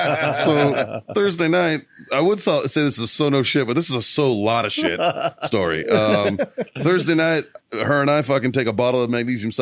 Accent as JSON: {"language": "English", "town": "Glendale", "region": "Arizona", "country": "United States", "said": "59th and Bell, son. Oh, okay. So Glendale. That's correct."}